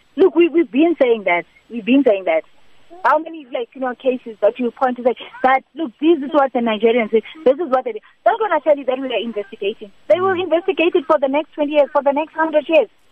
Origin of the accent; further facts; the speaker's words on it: South Africa; as South African women